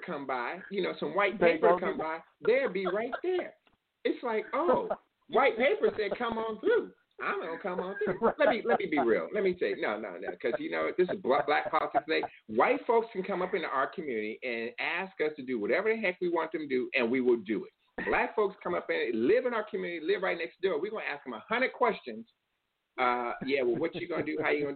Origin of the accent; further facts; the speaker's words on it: California, United States; California, that's my home state.